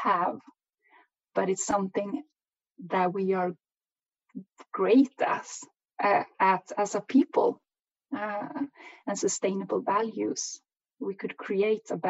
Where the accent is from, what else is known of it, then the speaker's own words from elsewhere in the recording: Swedish Sápmi, Sweden; I'm from the Swedish side of Sápmi